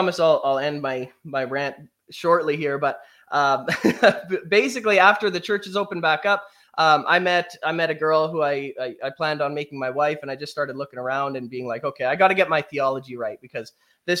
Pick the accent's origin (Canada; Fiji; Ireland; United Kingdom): Canada; I grew up here in Canada.